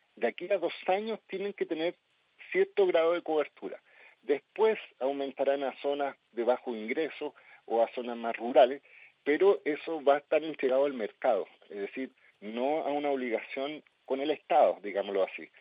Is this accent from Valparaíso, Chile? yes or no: yes; Viña del Mar, Valparaíso, Chile; yo soy de Santa Inés